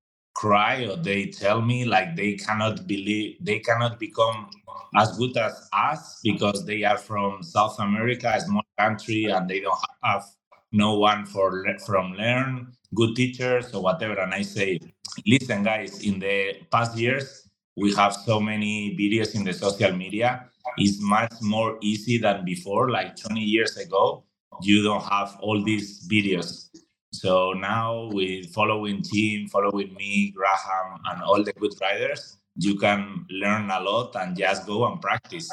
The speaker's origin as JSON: {"language": "English", "town": "Madrid", "region": "Community of Madrid", "country": "Spain", "tie": "born or raised there", "second_language": "English", "moved": "as an adult", "lives_now": "Andorra", "said": "I am from Spain, Madrid, the middle of Spain. And yeah, I've been living here my whole life"}